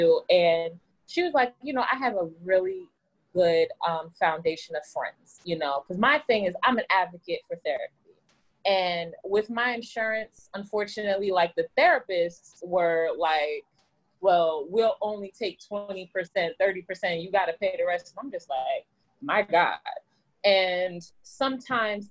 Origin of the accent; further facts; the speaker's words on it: New York City, New York, United States; now in New Jersey, United States; I am from Brooklyn, New York. Now I live in Jersey